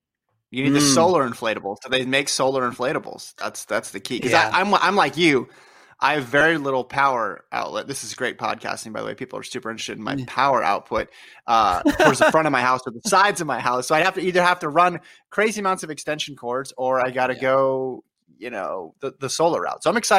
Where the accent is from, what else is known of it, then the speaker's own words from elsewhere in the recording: Las Vegas, Nevada, United States; moved away as an adult; now in Los Angeles, United States; I've spent the most time of my life in LA, but that was after college. So, does that count? And then I grew up in Las Vegas, but I haven't been there for years